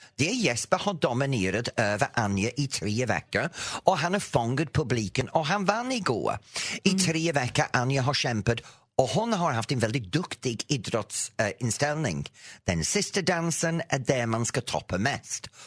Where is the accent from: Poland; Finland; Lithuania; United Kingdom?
United Kingdom; England; Swedish is a second language; now in Sweden; Jag växte upp med Eurovision i England